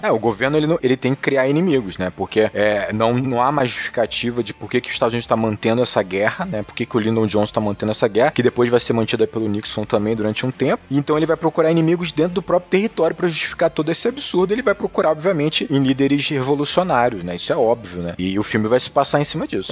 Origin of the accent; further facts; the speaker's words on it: Brazil; como brasileiros